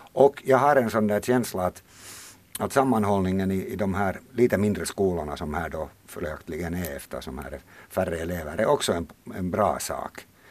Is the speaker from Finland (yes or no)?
yes; Helsinki, Uusimaa, Finland; moved away as an adult; now in Western Uusimaa, Finland; jag är uppvuxen på Drumsö i Helsingfors